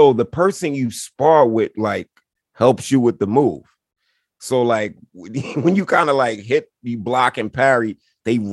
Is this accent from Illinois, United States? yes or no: no; New York City, New York, United States; That's the New Yorker in me, in us